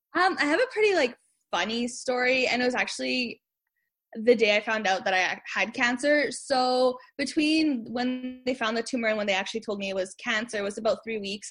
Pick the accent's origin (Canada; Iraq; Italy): Canada; Winnipeg, Manitoba; I'm from Winnipeg, Manitoba